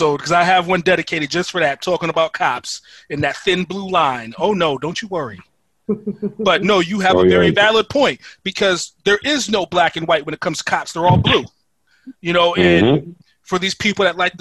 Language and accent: English; Stratford, United States; growing up where we grew up in Stratford